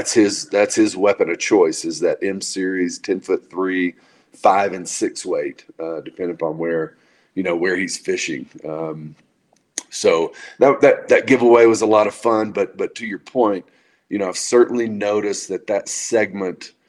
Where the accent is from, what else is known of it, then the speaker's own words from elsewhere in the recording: Dallas, Texas, United States; I was born and raised in the Dallas, Texas area, and went to college there